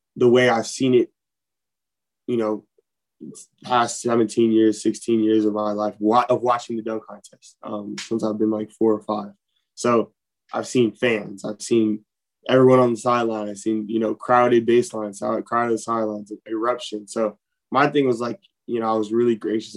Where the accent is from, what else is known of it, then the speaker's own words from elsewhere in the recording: Los Angeles, California, United States; moved away as an adult; I came from Los Angeles, California